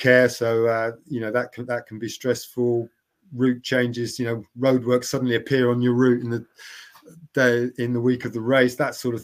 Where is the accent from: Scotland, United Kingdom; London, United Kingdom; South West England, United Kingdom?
London, United Kingdom; now in Cambridge, United Kingdom; I've been in Cambridge for getting on for 35 years ago, but I'm not from Cambridge. I'm a South Londoner